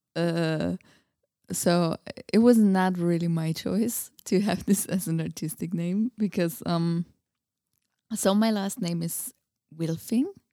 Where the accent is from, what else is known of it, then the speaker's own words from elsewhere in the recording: Austria; English is a second language; moved away as an adult; also born or lived in Budapest, Hungary; now in Prague, Czechia; I grew up in Austria.